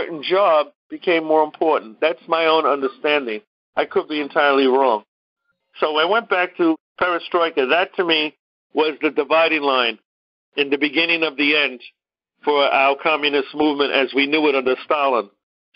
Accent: New York City, New York, United States; accent: Brooklyn; my Brooklyn accent

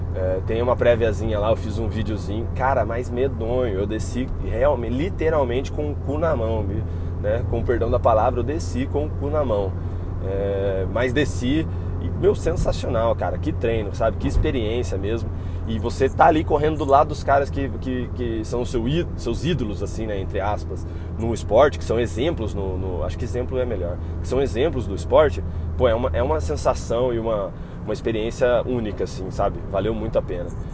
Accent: Taubaté, São Paulo, Brazil; sou de Taubaté, trabalho em Campos do Jordão

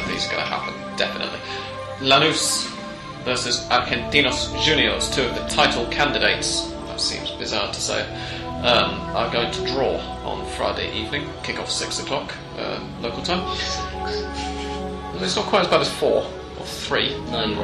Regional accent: England, United Kingdom; as an Englishman

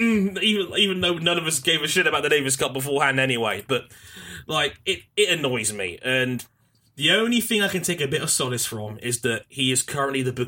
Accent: United Kingdom; we as British people

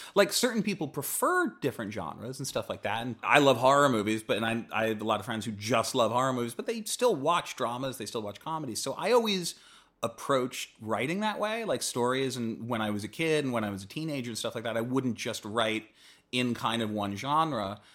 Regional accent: East Coast, United States; moved away; I grew up on the East Coast and I went to a boarding school there

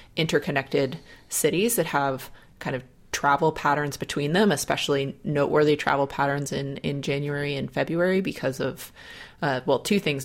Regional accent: Dayton, Ohio, United States; my hometown University of Dayton Flyers

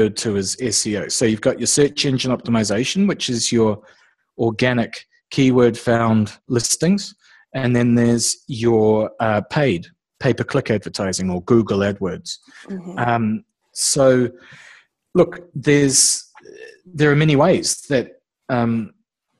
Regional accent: New Zealand; moved away as an adult; now in Australia; originally I'm from New Zealand, so I'm what's referred to as a Kiwi over here. And I've been living now in Australia for 4 years

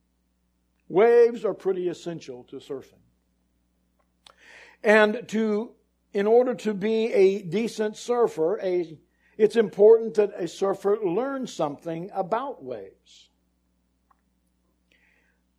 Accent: near Santa Cruz, California, United States; I grew up near Santa Cruz

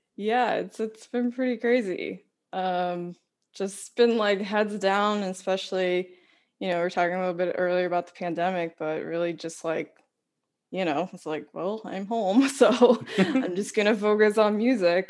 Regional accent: Washington Township, New Jersey, United States; I grew up in Washington Township, New Jersey, which is like really just next door

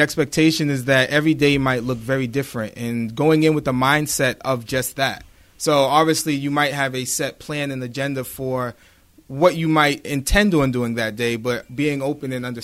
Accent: Boston, Massachusetts, United States; now in Brockton, United States; I grew up in Boston, Massachusetts, born and raised my entire life.

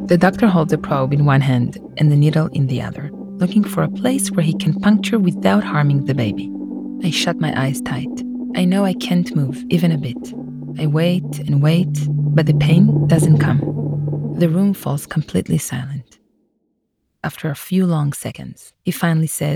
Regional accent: Jerusalem, Jerusalem District, Israel; moved away as an adult; now in San Diego, United States; I was born there

